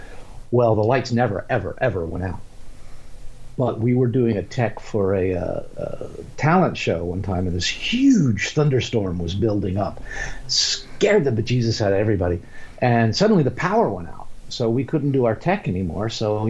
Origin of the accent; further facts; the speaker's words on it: Winston-Salem, North Carolina, United States; I grew up in Winston-Salem, North Carolina